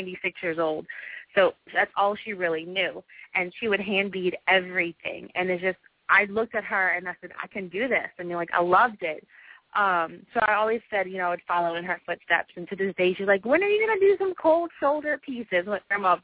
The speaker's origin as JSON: {"language": "English", "town": "New Orleans", "region": "Louisiana", "country": "United States", "also_born_or_lived": "Atlanta, Georgia", "said": "New Orleans is my home, and I love it here"}